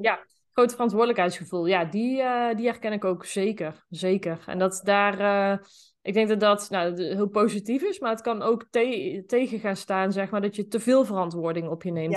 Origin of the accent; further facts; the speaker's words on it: Zeeland, North Brabant, Netherlands; Ik ben ehm, opgegroeid in een eh, klein dorp, Zeeland. Dat, eh, dat ligt in eh, Noord-Brabant.